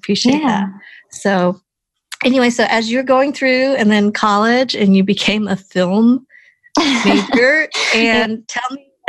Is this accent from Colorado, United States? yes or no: yes; Colorado, United States; first language English; I grew up in Colorado, so I can totally relate to being one of the handful of Asian Americans